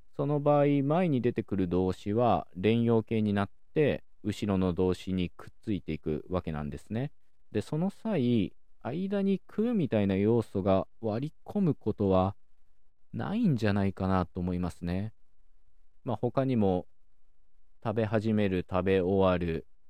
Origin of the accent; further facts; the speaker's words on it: Okayama, Japan; 僕自身は岡山県出身